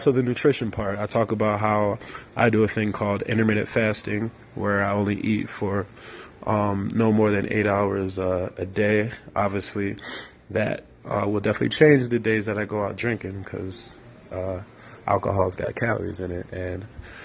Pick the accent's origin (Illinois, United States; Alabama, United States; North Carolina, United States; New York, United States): Illinois, United States; Chicago; born or raised there; moved away; also born or lived in London / Nigeria